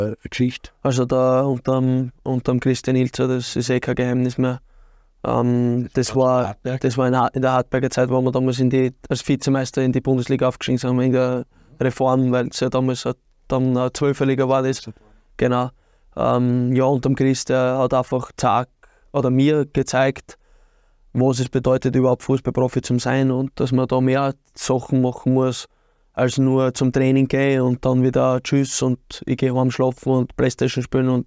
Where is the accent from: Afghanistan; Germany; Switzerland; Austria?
Austria; Birkfeld, Styria; und da habe ich eigentlich meine Kindheit verbracht, aber aufgewachsen bin in Birkfeld.